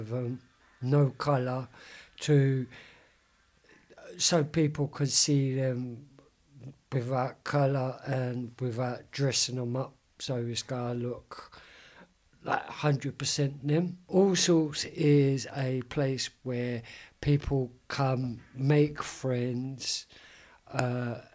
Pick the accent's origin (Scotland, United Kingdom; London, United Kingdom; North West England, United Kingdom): London, United Kingdom; I am from Deptford